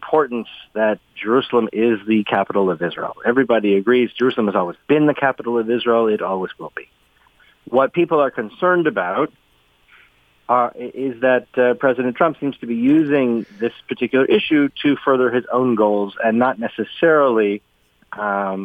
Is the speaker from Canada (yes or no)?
yes; Canada